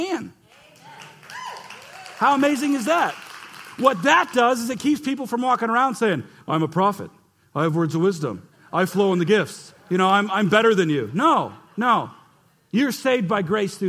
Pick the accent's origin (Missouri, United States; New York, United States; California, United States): Missouri, United States; St. Louis; I'm from St. Louis.